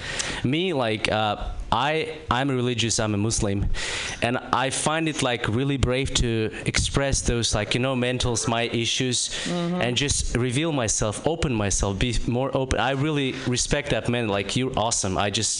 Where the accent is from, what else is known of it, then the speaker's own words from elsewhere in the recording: Kazakhstan; English is a second language; I'm from Kazakhstan.